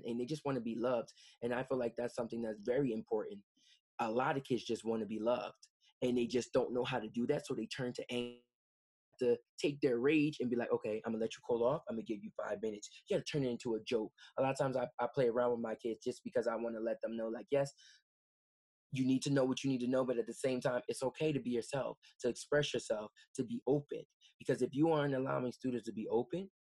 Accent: Camden, New Jersey, United States; born and raised in Camden

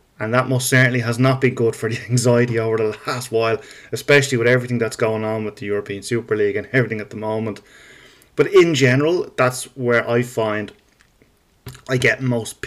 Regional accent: Dublin, Leinster, Ireland; I am Irish, in case you haven't noticed. And I am from Dublin

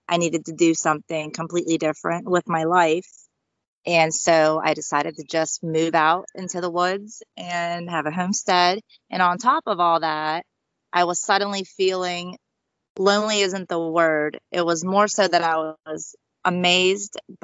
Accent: United States; We are all from Sicily. My sister and I were actually born in the USA

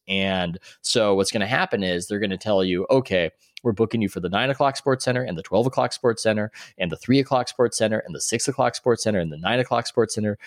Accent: San Diego, California, United States; moved away as an adult; also born or lived in New York; now in Oakland, United States; I'm originally from San Diego

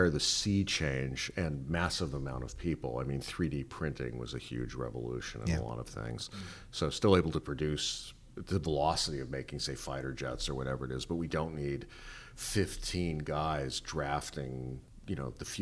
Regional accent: Los Angeles, California, United States; I grew up in the Valley

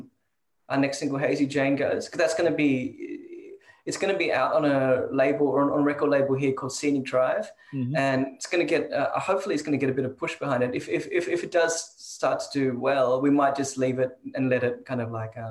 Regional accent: Sydney, New South Wales, Australia; also born or lived in Toronto, Canada; I grew up mostly in Sydney

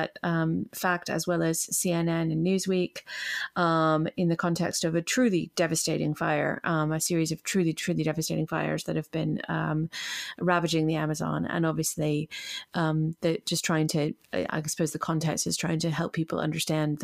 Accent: United States; moved away as an adult; now in United Kingdom; I'm an American expat. I'm only recently a citizen of this country. After Brexit, actually, I became a UK citizen.

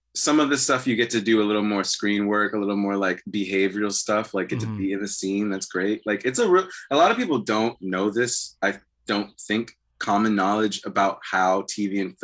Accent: Prince George's County, Maryland, United States; also born or lived in Atlanta, Georgia / Montgomery County, Maryland / Washington, D.C.; Back where I'm from in Maryland, like, well, I'm from Prince George's County, D.C., and then we moved to Atlanta for 6-7 years. But when we moved back for, like, high school, was Montgomery County.

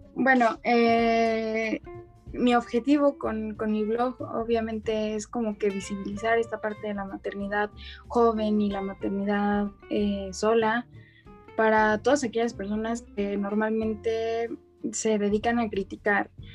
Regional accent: Mexico City, Mexico; soy de México, específicamente de la Ciudad de México

